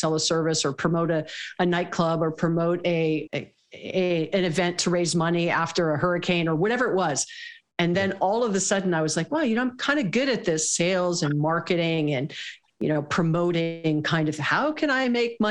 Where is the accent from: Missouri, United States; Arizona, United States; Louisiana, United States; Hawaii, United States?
Hawaii, United States; I was born and raised in Hawaii